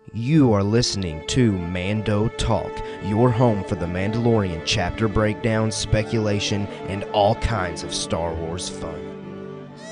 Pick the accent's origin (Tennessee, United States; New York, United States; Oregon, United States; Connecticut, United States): Tennessee, United States; we're we're from Tennessee